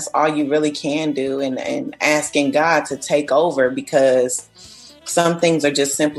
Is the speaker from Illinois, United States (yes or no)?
yes; Chicago, Illinois, United States; Yeah, I saw a lot of insects that I felt the same way because I'm from Chicago.